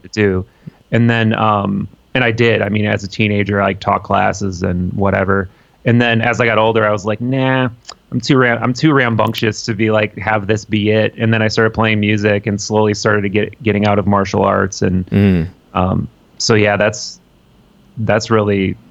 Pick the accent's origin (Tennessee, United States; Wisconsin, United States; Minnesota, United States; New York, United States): Wisconsin, United States; Appleton; moved away as an adult; now in Milwaukee, United States; I grew up in Appleton.